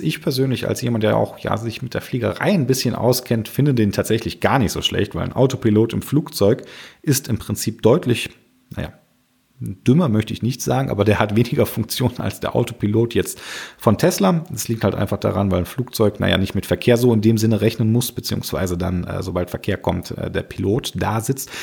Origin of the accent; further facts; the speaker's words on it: Germany; bei uns in Deutschland